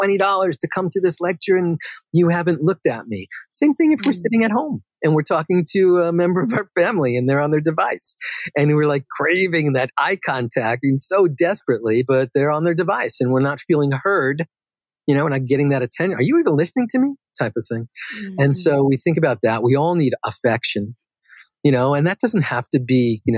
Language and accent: English; New York City, New York, United States; I grew up in Queens, New York